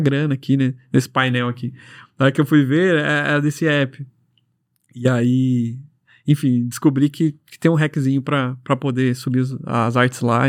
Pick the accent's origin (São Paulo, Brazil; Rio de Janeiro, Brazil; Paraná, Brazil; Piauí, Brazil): Paraná, Brazil; Londrina; A gente é de Londrina